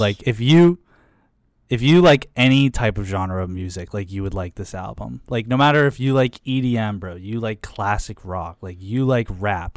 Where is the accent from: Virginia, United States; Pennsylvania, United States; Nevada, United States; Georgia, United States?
Pennsylvania, United States; Pittsburgh; moved away as an adult; also born or lived in Michigan; when I'm first meeting them and I say I'm from Pittsburgh